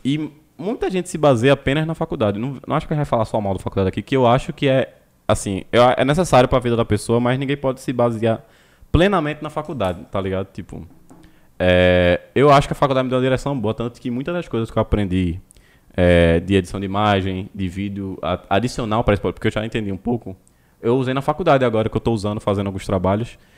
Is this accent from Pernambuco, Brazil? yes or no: yes; Olinda, Pernambuco, Brazil; Somos de Olinda aqui